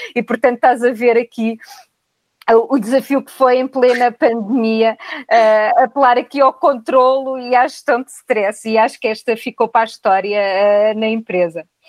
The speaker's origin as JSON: {"language": "Portuguese", "region": "Castelo Branco", "country": "Portugal", "moved": "as an adult", "lives_now": "Lisbon, Portugal", "said": "albicastrense, vim de Castelo Branco com a mala de cartão aos 18 anos para Lisboa"}